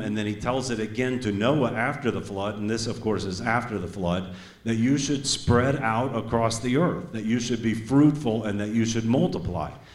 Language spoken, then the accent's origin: English; Tulsa, Oklahoma, United States; accent: southern; moved away; also born or lived in Iowa; I was born in Tulsa, Oklahoma. And when I moved to Iowa for the first time, people said I sounded like a hick. They said, You got such a southern accent